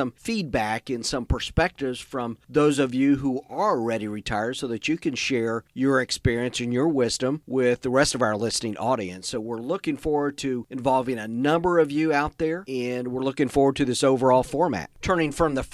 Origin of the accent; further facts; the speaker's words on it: Indiana, United States; moved away; also born or lived in Texas / Southeast US; I grew up in Indiana